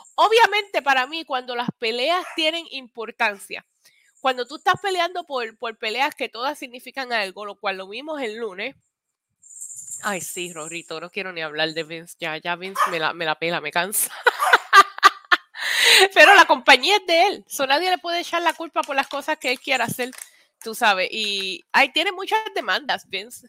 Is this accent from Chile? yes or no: no; Vega Baja, Puerto Rico; yo me crié en Vega Baja, pero fui a la escuela en Vega Alta.